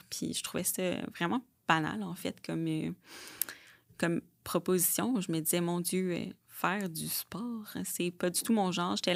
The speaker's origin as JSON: {"language": "French", "town": "Blainville", "region": "Quebec", "country": "Canada", "tie": "born or raised there", "said": "J'ai 29 ans. Je viens de Blainville, mhm. I guess. J'ai grandi là-bas."}